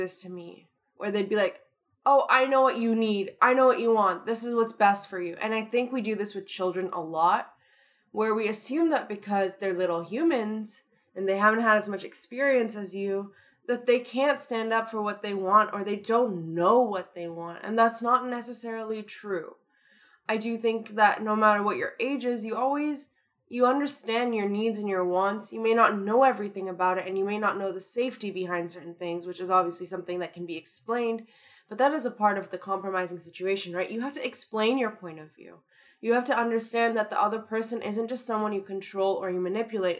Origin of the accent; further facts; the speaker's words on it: Toronto, Ontario, Canada; accent: Toronto; I'm just using my Toronto accent